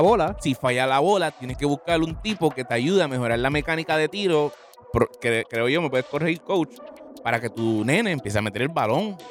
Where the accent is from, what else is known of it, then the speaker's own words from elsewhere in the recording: Puerto Rico; Nuestra fisionomía como puertorriqueño es medir 6-3